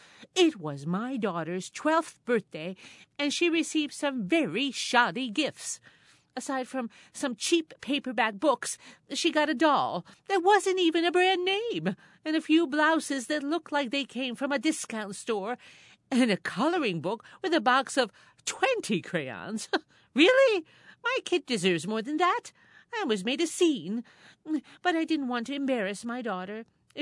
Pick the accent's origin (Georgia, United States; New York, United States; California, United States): New York, United States; Binghamton; The settings originate from my hometown, Parlor City.